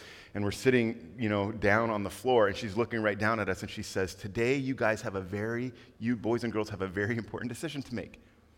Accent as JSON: {"language": "English", "town": "Quito", "region": "Pichincha", "country": "Ecuador", "tie": "born or raised there", "also_born_or_lived": "Panama / Costa Rica", "said": "My parents were missionaries, and I grew up in Quito, Ecuador, South America. And we went there when I was 3 years old"}